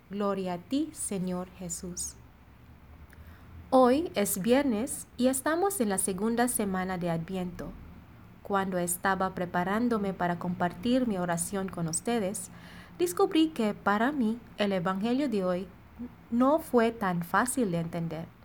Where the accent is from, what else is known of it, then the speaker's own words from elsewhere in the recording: Philippines; Spanish is a second language; now in Monterrey, Mexico; Soy …, misionera filipina destinada en la comunidad de Monterrey.